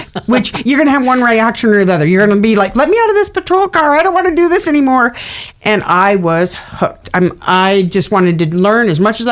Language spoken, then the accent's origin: English; Emmett, Idaho, United States; I grew up in Emmett, Idaho, not very far. I've lived in the Treasure Valley kind of area my entire life.